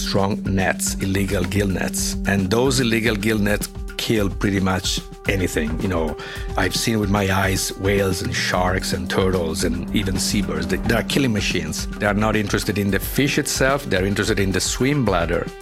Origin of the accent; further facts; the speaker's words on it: Italy; I come from Italy.